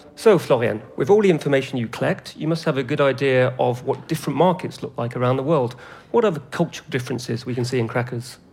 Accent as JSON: {"language": "English", "region": "England", "country": "United Kingdom", "tie": "born or raised there", "said": "I grew up in England"}